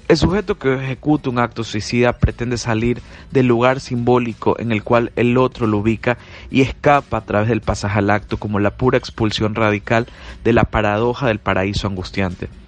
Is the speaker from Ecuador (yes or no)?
yes; Guayaquil, Guayas, Ecuador; de Guayaquil, Ecuador.